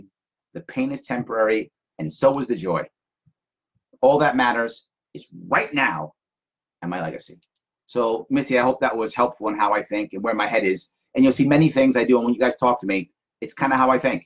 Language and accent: English; United States; also born or lived in Japan